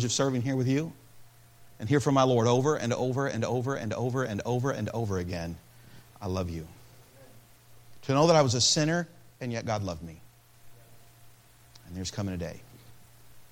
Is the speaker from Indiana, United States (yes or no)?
no; Peoria, Illinois, United States; I was born in Peoria, Illinois.